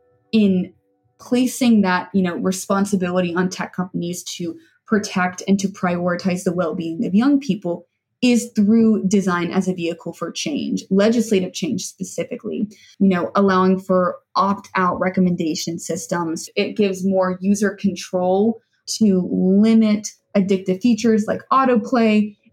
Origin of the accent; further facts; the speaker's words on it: Birmingham, Alabama, United States; On a more personal note, I'm a girl from Birmingham, Alabama